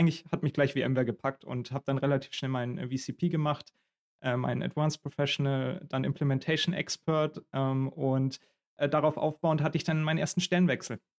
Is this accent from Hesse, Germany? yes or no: no; Augsburg, Bavaria, Germany; now in Berlin, Germany; Eher der Kulturschock war dann so ein bisschen nach Berlin zu kommen. Ich komme ja ursprünglich aus Augsburg.